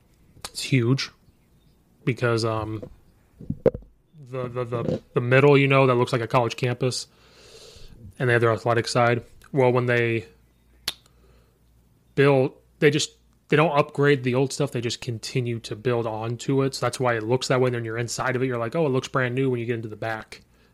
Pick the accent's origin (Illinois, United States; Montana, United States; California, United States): Illinois, United States; I'm from Central Illinois. Like I only heard of like one or two schools up here. So coming up here I have to learn all these suburbs.